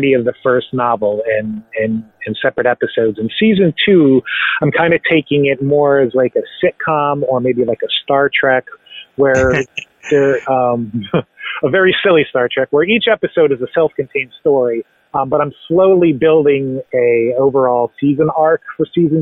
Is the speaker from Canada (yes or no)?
no; Central Florida, United States; moved away as an adult; now in Dayton, United States; I grew up in Central Florida, but moved to Ohio in 2006.